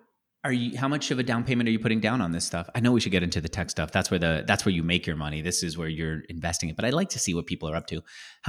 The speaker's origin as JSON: {"language": "English", "town": "San Francisco", "region": "California", "country": "United States", "lives_now": "Austin, United States", "said": "because we're both from San Francisco and now we're here in Austin."}